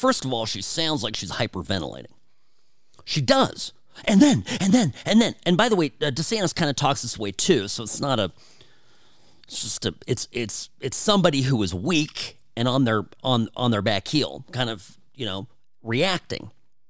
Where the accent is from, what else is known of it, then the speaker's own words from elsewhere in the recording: California, United States; I grew up in Southern California. As a white kid, I was a minority in my school.